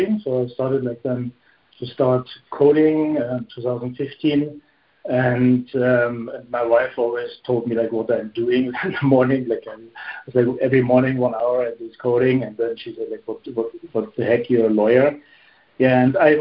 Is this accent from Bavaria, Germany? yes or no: yes; Munich, Bavaria, Germany; moved away as an adult; now in Luxembourg; Originally, I'm from Munich. That's south of Germany. It's in Bavaria